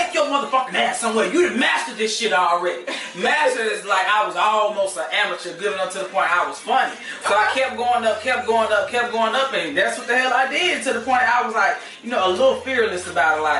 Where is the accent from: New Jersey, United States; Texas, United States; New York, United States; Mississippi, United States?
Mississippi, United States; I'm from Mississippi